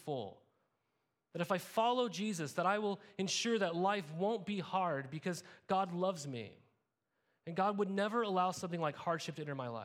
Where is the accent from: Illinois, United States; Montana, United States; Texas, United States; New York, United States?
Montana, United States; moved away as an adult; also born or lived in California; I grew up in Montana